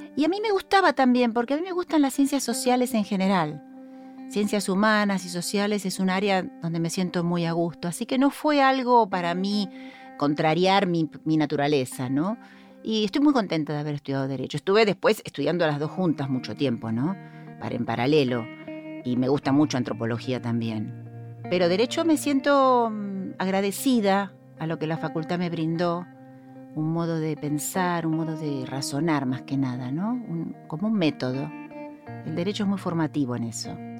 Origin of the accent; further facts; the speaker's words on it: Buenos Aires, Argentina; also born or lived in Devoto; soy oriunda de Caballito, es mi barrio